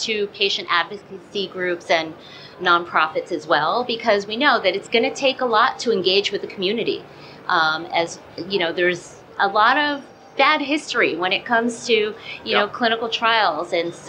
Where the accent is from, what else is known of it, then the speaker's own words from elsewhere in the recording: New Jersey, United States; Because I grew up in Jersey.